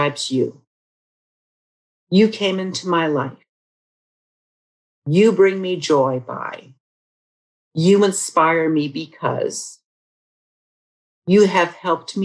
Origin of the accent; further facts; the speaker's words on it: United States; now in Canada; a woman who actually happens to be an American as well as a Canadian. I married a Canadian man and I love being Canadian